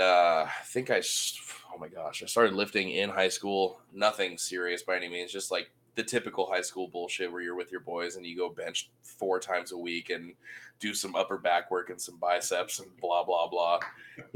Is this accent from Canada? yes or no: no; Oahu, Hawaii, United States; born and raised on Oahu, Hawaii